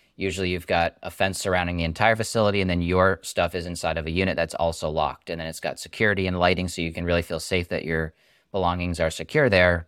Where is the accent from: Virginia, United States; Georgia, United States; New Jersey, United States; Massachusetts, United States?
Massachusetts, United States; I'm from Massachusetts, went to engineering school, UMass Amherst, about forty, forty minutes up the road